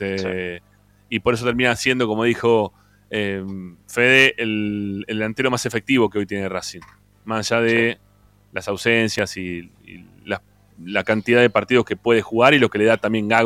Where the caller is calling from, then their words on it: Boulogne, Buenos Aires Province, Argentina; de Bulogne